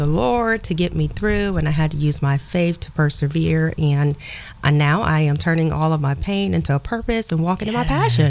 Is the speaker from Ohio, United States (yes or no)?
yes; Columbus, Ohio, United States; I was born and raised here in Columbus, Ohio.